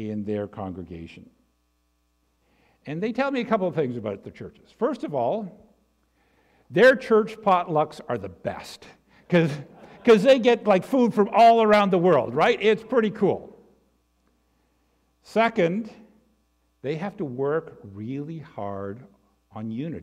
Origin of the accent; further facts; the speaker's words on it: Canada; I'm a Canadian. I can trace my Canadian roots back to the 16th century